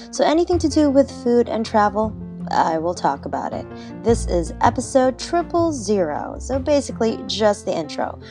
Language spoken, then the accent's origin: English; Cagayan de Oro, Northern Mindanao, Philippines; accent: slight Filipino accent; also born or lived in London, England; now in Toronto, Canada; I was born in the Philippines, born and raised there in Cagayan de Oro